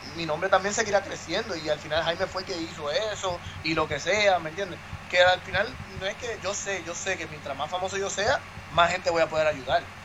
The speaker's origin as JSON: {"language": "Spanish", "country": "Puerto Rico", "said": "yo soy el único puertorriqueño"}